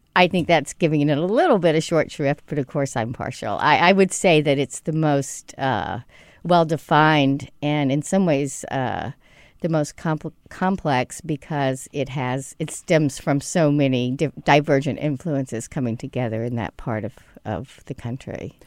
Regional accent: Mississippi, United States; at the time that I grew up in Mississippi, there really weren't restaurants

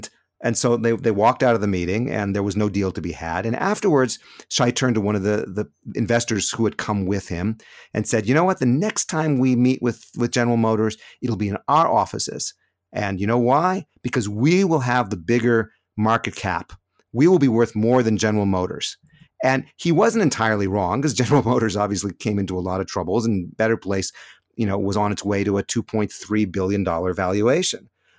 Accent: California, United States; moved away as an adult; now in Jerusalem, Israel; the car that we bought when we immigrated to Israel back in 1995. We came from California, been in Jerusalem ever since.

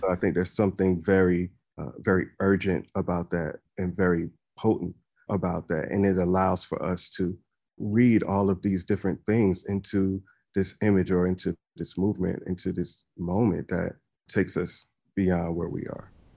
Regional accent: South Carolina, United States; church choirs that I grew up in South Carolina

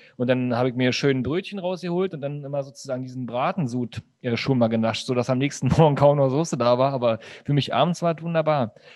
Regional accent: East Germany, Germany; also born or lived in Berlin; Bei uns im Osten

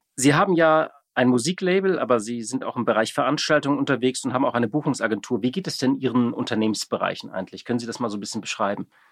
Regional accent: Hamburg, Germany; als Hamburger natürlich äh, viel in der Schanze, natürlich auf dem Kiez

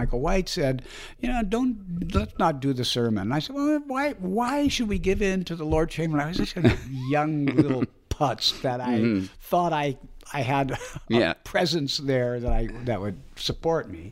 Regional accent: Canada; moved away; I am a Canadian

